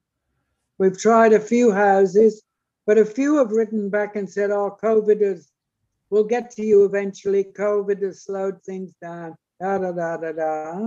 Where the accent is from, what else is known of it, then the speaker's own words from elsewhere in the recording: South Wales, United Kingdom; now in Kyogle, Australia; I was born in South Wales. And funnily enough, I'd never been to North Wales